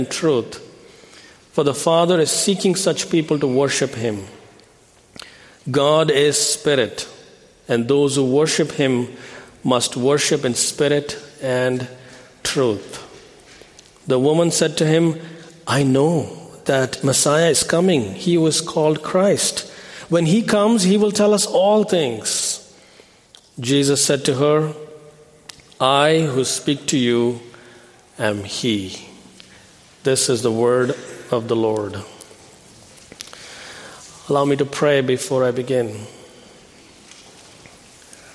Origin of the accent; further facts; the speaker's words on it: New Delhi, Delhi, India; moved away as an adult; also born or lived in Philadelphia; I was born in India and raised in a Hindu family. I grew up in the city of New Delhi.